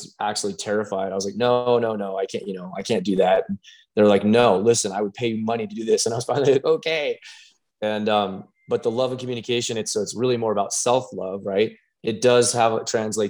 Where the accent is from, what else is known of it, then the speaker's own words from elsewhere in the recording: Pueblo, Colorado, United States; I'm born and raised in Pueblo, Colorado